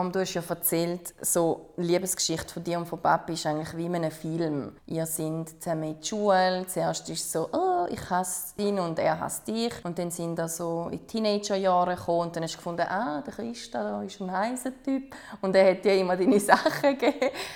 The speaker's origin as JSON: {"language": "German", "country": "Switzerland", "tie": "born or raised there", "said": "Ich bin zum Beispiel in der Schweiz geboren"}